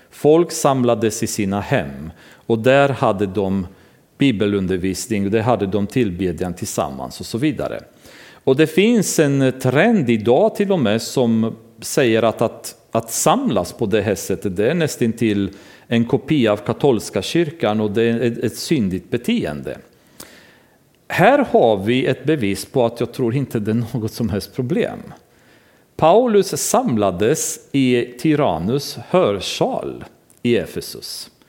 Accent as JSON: {"language": "Swedish", "country": "Romania", "lives_now": "Sweden", "said": "Det gjorde vi hemma i Rumänien. Vi hyrde ett lokal i ett kulturhus och samlades där."}